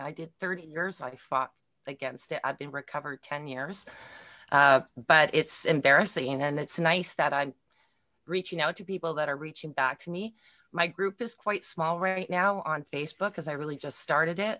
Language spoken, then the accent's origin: English; Montreal, Quebec, Canada; now in Milton, Canada; I am from originally from Montreal, Quebec, but I live in Milton, Ontario right now in Canada